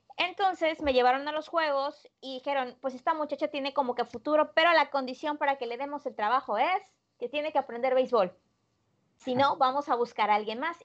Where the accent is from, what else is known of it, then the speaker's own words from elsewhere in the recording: Poza Rica, Veracruz, Mexico; yo soy veracruzana, soy originaria de la ciudad de Poza Rica, Veracruz, al norte del estado de Veracruz